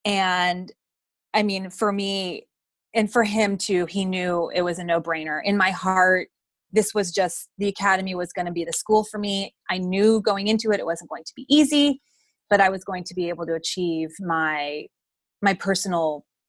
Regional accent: Alameda, California, United States; moved away as an adult; also born or lived in New London, Connecticut / Washington, D.C.; Yes, I was born and raised in Alameda, California. I went to the United States Coast Guard Academy in New London, Connecticut, and I'm a graduate of the class of 1997.

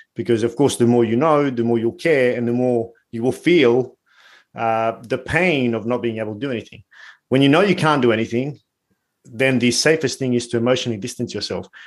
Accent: Bosnia & Herzegovina; I'm from Bosnia

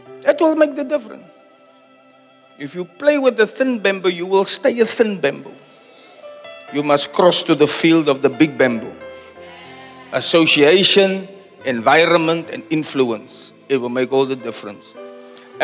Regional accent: Cape Town, Western Cape, South Africa; back in my hometown

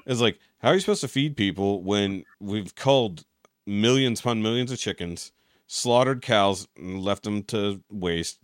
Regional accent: Texas, United States; as a Texan

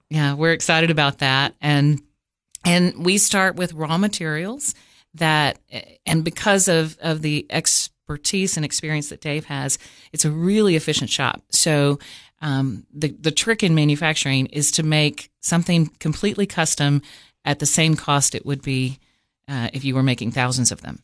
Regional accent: Cookeville, Tennessee, United States; also born or lived in Washington, D.C. / Los Angeles; I was born in Cookville and raised mostly here. I went to five different high schools and moved around

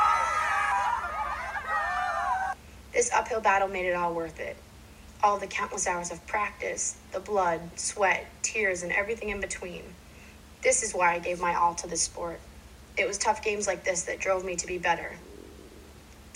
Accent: Dedham, Massachusetts, United States; I played every season of the year for multiple teams near my hometown of Dedham

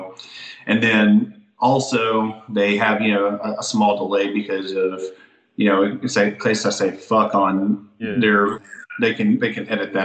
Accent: Alabama, United States; I'm still from Alabama

